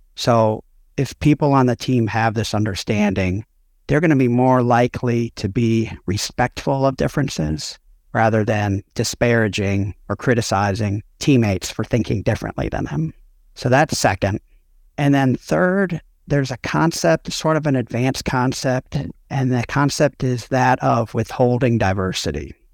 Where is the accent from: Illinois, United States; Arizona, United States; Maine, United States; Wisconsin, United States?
Illinois, United States; Chicago suburbs; I grew up outside Chicago, Chicago suburbs.